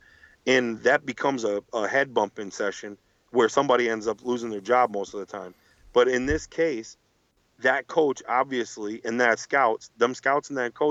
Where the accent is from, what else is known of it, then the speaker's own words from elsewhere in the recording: Buffalo, New York, United States; I'm from Buffalo